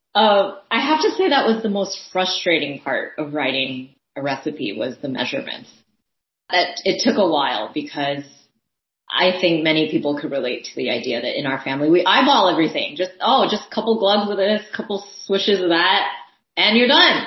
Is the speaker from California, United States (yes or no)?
yes; San Francisco, California, United States; first language Thai; English is a second language; also born or lived in Daly City; it was in my hometown